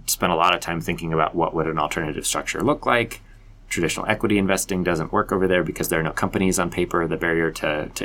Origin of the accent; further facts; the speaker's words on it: Colorado Springs, Colorado, United States; moved away as an adult; also born or lived in Las Vegas; I grew up in Colorado Springs. I'm a Colorado Springs native